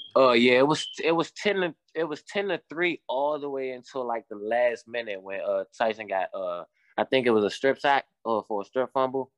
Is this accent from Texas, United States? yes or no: no; Washington, District of Columbia, United States; moved away as an adult; now in West Virginia, United States; I'm from Washington, D C